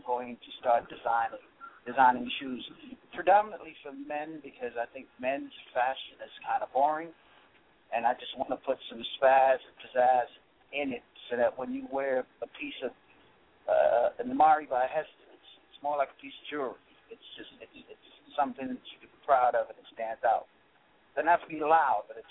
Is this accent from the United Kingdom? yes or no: no; Dominica; I'm from the Caribbean. I'm from Dominica